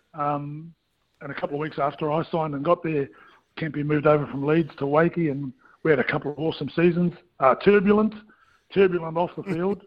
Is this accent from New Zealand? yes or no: yes; New Zealand; as a Kiwi kid